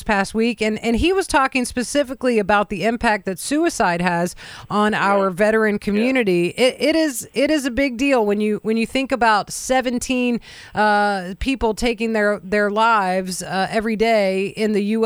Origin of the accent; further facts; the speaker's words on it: Virginia, United States; I grew up in Virginia